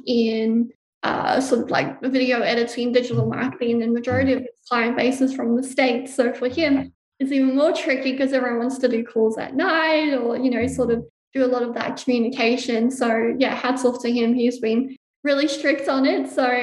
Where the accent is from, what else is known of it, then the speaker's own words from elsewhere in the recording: South Africa; now in Gold Coast, Australia; We immigrated from South Africa to Australia, just the four of us. So there's only four of us here in Australia on the Gold Coast, and we're very, very tight-knit.